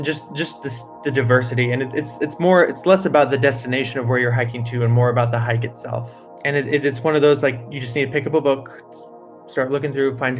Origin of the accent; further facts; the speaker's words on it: Merritt Island, Florida, United States; moved away as an adult; also born or lived in California; now in North Florida, United States; I grew up on North Merritt Island, which is kind of the more rural side of Merritt Island